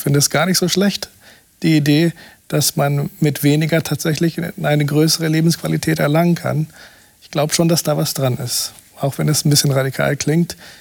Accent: Brazil; moved away; in meinem Heimatland Brasilien

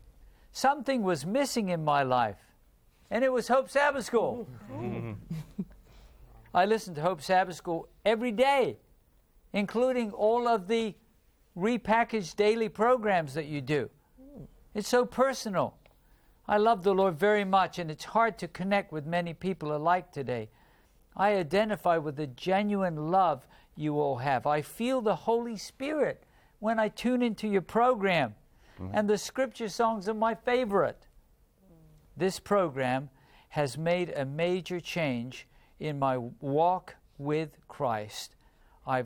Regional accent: South Sudan; English is a second language; now in Rwanda; I'm from South Sudan, living in Rwanda.

